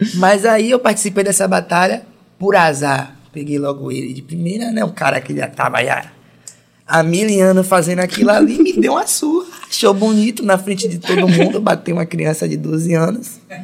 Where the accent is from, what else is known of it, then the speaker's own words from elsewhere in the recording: Brazil; eu sou da Estrada Velha